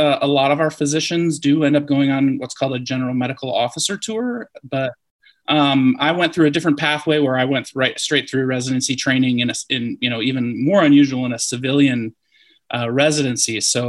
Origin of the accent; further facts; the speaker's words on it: Eau Claire, Wisconsin, United States; also born or lived in Indiana / Cincinnati, Ohio; now in San Diego, United States; I grew up in Eau Claire, Wisconsin. So up in the upper Midwest, or your neck of the woods there.